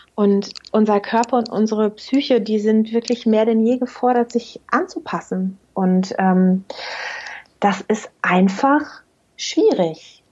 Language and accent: German; Germany; also born or lived in Münster area; bei uns in Deutschland